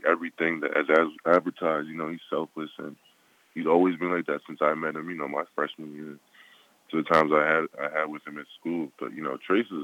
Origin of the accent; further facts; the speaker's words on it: United States; I was born here